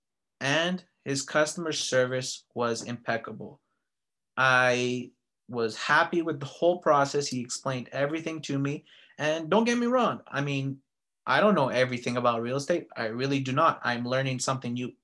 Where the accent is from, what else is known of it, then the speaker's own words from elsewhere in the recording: Vancouver, British Columbia, Canada; now in Calgary, Canada; Vancouver is my hometown.